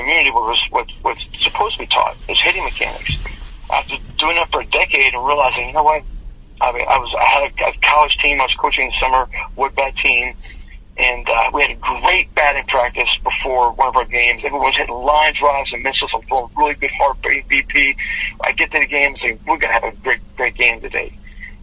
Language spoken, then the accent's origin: English; Western Pennsylvania, United States; I grew up in Western Pennsylvania